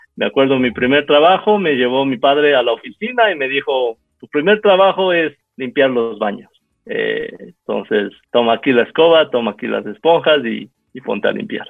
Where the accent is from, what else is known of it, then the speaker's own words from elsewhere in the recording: Quito, Pichincha, Ecuador; yo nací aquí en Quito en 1980, poco tiempo después de que mis padres eh, llegaran aquí, en el 78, eh, emigraron aquí de Taiwán